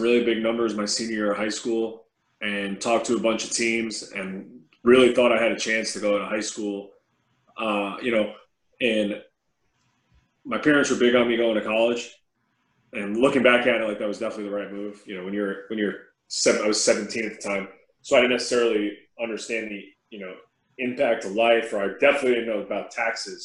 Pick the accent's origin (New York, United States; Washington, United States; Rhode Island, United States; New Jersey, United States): New York, United States; growing up in New York.